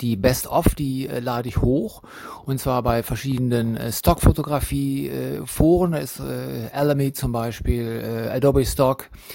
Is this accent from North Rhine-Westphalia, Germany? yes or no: yes; Cologne, North Rhine-Westphalia, Germany; ich bin in Köln geboren und da wohne ich auch